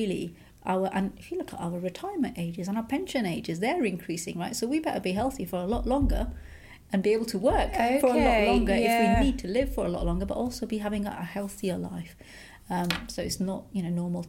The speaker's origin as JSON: {"language": "English", "town": "Edinburgh", "region": "Scotland", "country": "United Kingdom", "tie": "born or raised there", "also_born_or_lived": "Huddersfield, Yorkshire", "moved": "yes", "lives_now": "Newcastle, United Kingdom", "said": "I was born in Huddersfield in Yorkshire, and I was about 2 or 3 when my dad bought a business in Scotland, and then we moved to Edinburgh. So we grew up in Edinburgh"}